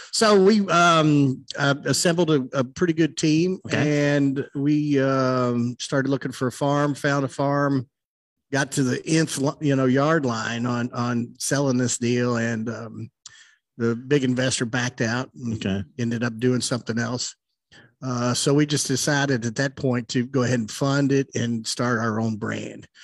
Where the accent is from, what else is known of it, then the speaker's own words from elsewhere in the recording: Louisville, Kentucky, United States; growing up in Louisville, I didn't grow up too far from um, National Distillery.